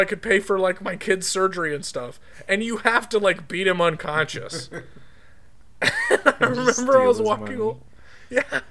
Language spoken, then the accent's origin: English; Utah, United States; growing up in Utah